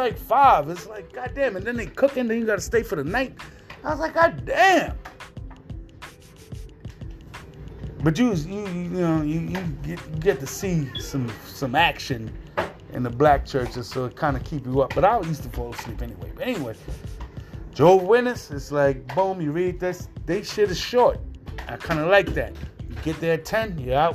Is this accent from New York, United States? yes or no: yes; New York City, New York, United States; now in Upstate New York, United States; When I was born and raised in New York City